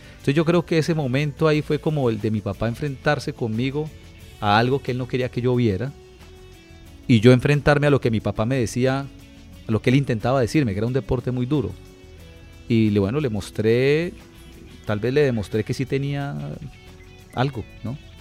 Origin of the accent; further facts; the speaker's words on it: Bucaramanga, Santander, Colombia; also born or lived in Bogotá; nosotros nos venimos a vivir a Bucaramanga, porque nosotros vivíamos en Bogotá. Nos vinimos cuando yo tenía cuatro años